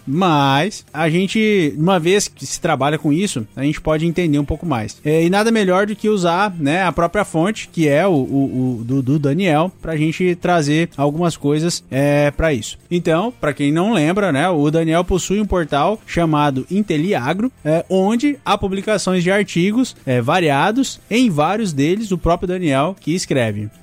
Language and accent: Portuguese; Brazil